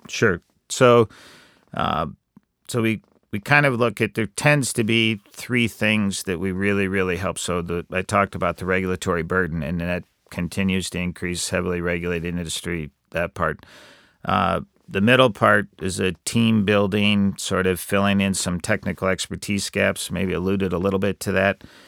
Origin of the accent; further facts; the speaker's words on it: Iowa, United States; I grew up in Iowa